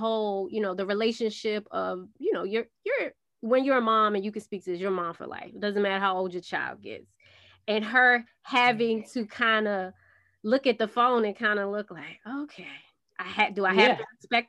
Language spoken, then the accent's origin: English; New York, United States; I'm from New York